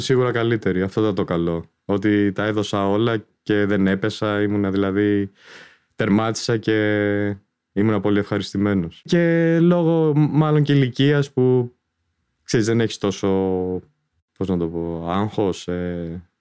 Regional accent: Athens, Attica, Greece; Γεννήθηκα το 70, 53 και κάτι τώρα. Ε, μεγάλωσα στην Αθήνα

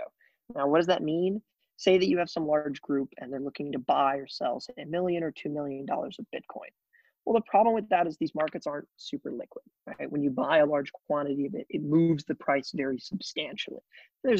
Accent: Springfield, Missouri, United States; I typically tell people that I am from Missouri. So I grew up in a small town in Springfield, Missouri

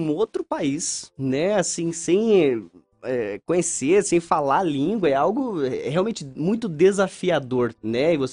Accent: São Mateus do Sul, Paraná, Brazil; Por exemplo, eu sou de São Mateus do Sul, São Mateus do Sul é a capital polonesa.

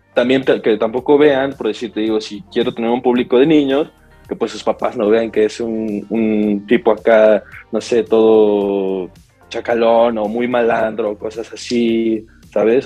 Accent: Mexico; yo soy mexicano, 100% mexicano

